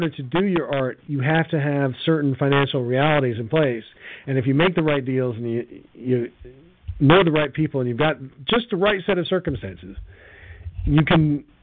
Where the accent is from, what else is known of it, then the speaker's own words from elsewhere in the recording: United States; as an American